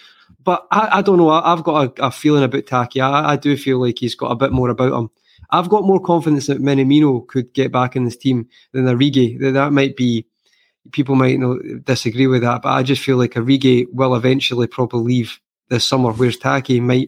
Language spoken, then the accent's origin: English; Scotland, United Kingdom; I'm Scottish.